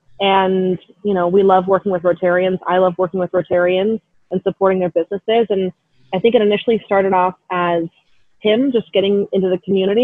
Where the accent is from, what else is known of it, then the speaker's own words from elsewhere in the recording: Boise, Idaho, United States; moved away as an adult; also born or lived in California; now in Hawaii, United States; Growing up in Boise, Idaho